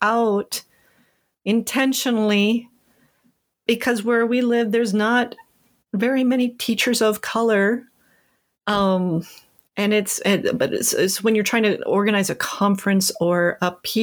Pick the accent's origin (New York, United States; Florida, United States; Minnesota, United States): Minnesota, United States; Rochester; I grew up in Rochester, Minnesota